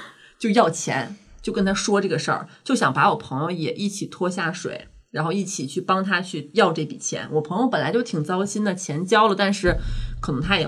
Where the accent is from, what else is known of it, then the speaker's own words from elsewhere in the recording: Northeast China, China; 我们东北人就是说话凶点儿。